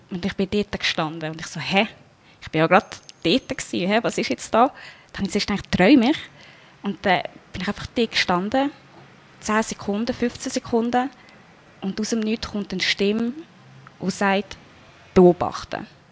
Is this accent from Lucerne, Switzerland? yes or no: yes; Wolhusen, Lucerne, Switzerland; geboren in der Schweiz, in Walhausen.